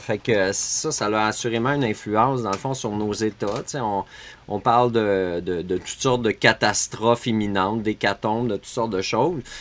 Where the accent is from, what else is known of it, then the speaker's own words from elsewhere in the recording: Montreal region, Quebec, Canada; moved away as an adult; now in Beauce, Canada; Je viens de, la région de Montréal, mais je suis en Beauce